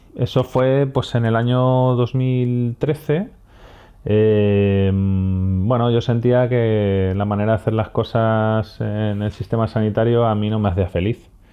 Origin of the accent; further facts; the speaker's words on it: Madrid, Community of Madrid, Spain; moved away as an adult; also born or lived in Andalusia; now in Motril, Spain; soy de Madrid, nacido en Madrid